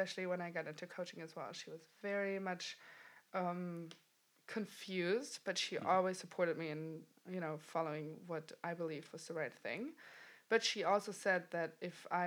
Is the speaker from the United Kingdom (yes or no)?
no; Germany; moved away as an adult; also born or lived in New York City; And I'm originally from Germany, so I left 2013